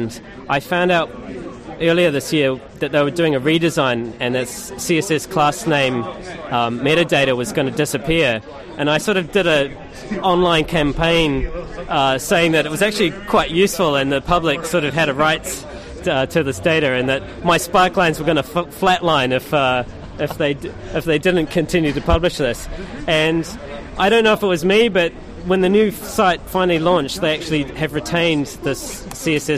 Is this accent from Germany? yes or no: no; New Zealand; moved away as an adult; now in London, United Kingdom; my home country, New Zealand